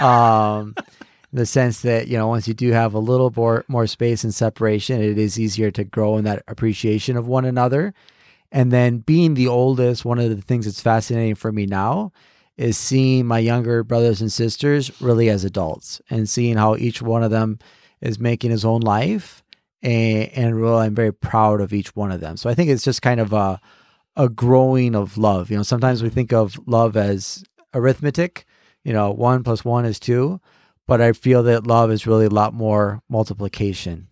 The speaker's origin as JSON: {"language": "English", "region": "California", "country": "United States", "also_born_or_lived": "Connecticut", "moved": "yes", "said": "I'm originally from California"}